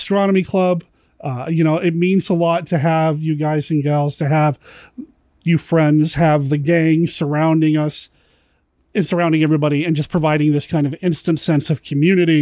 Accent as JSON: {"language": "English", "town": "Cheyenne", "region": "Wyoming", "country": "United States", "tie": "born or raised there", "said": "I grew up in Cheyenne, Wyoming when video stores were a thing"}